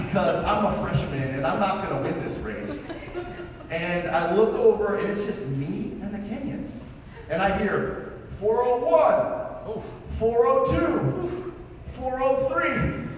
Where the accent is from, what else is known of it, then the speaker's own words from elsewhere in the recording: Colorado, United States; I was a long distance runner in high school, and I'm from Colorado, and in Colorado I ran 15 minutes and 34 seconds for 5K when I was 17